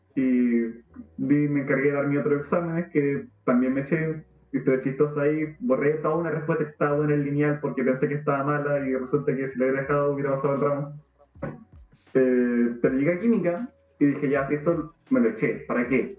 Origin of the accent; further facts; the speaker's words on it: Temuco, Araucanía, Chile; moved away; soy de Temuco